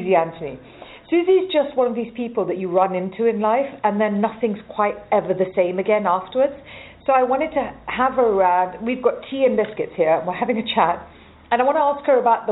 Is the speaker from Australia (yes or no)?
no; Malawi; I grew up in Africa, in Malawi